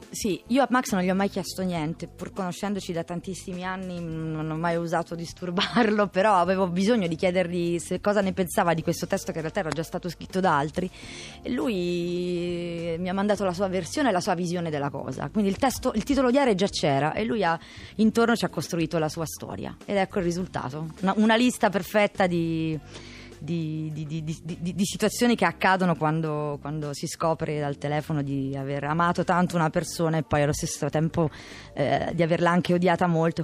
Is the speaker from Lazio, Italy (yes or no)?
yes; Albano Laziale, Lazio, Italy; also born or lived in Quadraro, Rome; now in Rome, Italy; Sto al quadraro, sono di Albano.